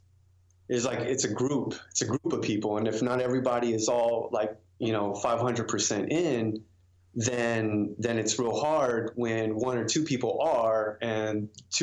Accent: San Antonio, Texas, United States; now in Austin, United States; I moved to Austin from San Antonio, native Texan

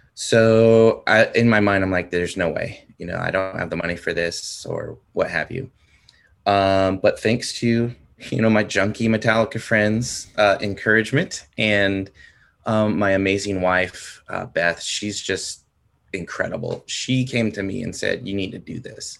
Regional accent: San Diego, California, United States; moved away as an adult; now in Oklahoma, United States; San Diego.

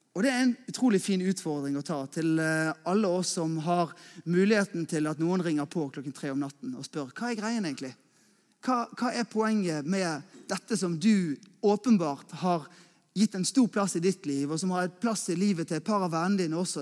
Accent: Askøy, Vestland, Norway; also born or lived in Bergen; Jeg er eh, askøyværing. Eh, det betyr at jeg er egentlig bergenser, men at jeg egentlig, egentlig kommer fra Askøy, som er rett ute i havgapet.

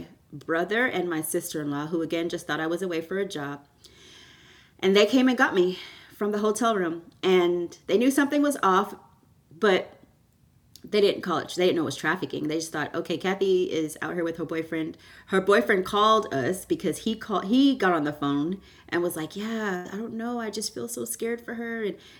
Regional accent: Houston, Texas, United States; born or raised there; also born or lived in Canada

